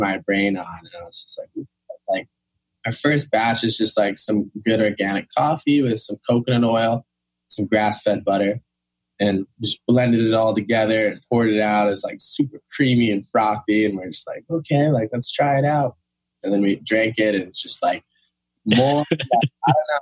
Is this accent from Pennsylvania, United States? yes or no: no; Kauai, Hawaii, United States; moved away as an adult; also born or lived in New York City, United States / North Shore, Oahu, United States; I was raised on Kauai